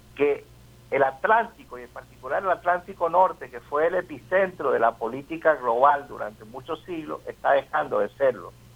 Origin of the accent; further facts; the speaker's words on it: Venezuela; como nosotros, como los venezolanos